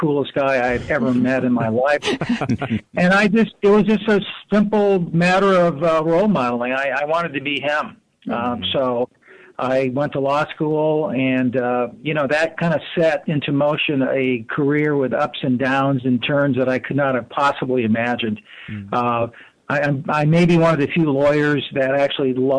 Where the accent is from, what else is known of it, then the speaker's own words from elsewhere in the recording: Oklahoma and New Mexico, United States; also born or lived in Panama City, Panama; I was raised in Oklahoma and New Mexico